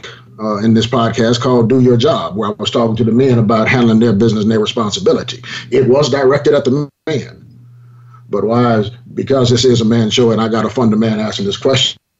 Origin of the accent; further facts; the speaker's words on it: Southern California, United States; I grew up in Southern Cal myself